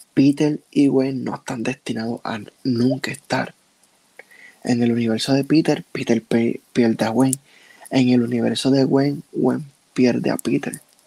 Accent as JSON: {"language": "Spanish", "country": "Puerto Rico", "said": "yo soy puertorriqueño"}